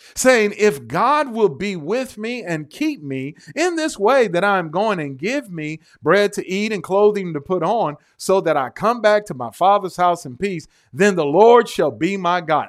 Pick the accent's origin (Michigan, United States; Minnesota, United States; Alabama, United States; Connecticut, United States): Michigan, United States; Detroit; I'm from Detroit